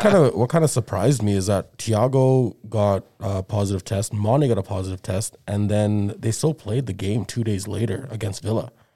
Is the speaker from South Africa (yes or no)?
yes; South Africa; moved away; when was growing up in South Africa